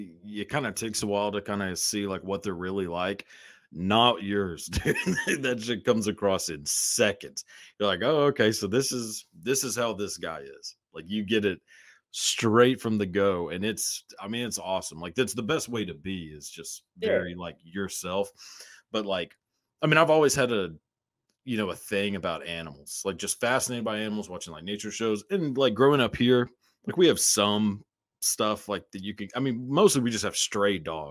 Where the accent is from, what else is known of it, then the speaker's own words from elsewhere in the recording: Texas, United States; as a kid, so like growing up in Texas, there's tornadoes all the time